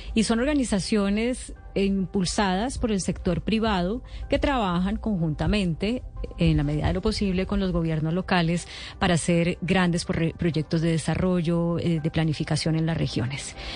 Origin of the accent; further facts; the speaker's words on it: Palmira, Valle del Cauca, Colombia; yo soy de Palmira